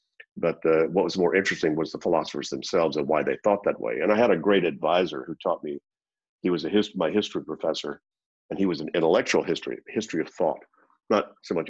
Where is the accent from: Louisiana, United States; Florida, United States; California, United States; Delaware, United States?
Louisiana, United States; also born or lived in Zurich, Switzerland; the city that I grew up in Louisiana in the U.S.